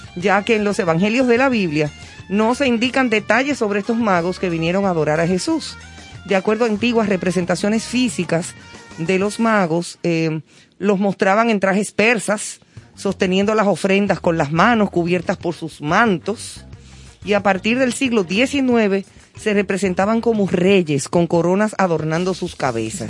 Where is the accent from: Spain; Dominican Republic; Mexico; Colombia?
Dominican Republic; Aquí todavía, todavía en nuestro país, sigue siendo eh, como un toque de queda